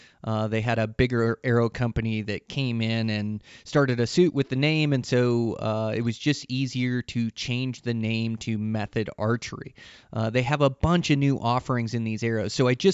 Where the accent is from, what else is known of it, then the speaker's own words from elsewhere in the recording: Pacific Northwest, United States; it kind of comes from my roots as I come from the Pacific Northwest.